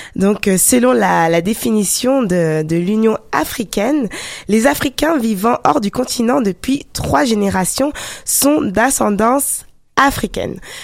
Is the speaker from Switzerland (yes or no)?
no; France; moi je suis d'origine ghanéenne et togolaise, même si je suis née en France.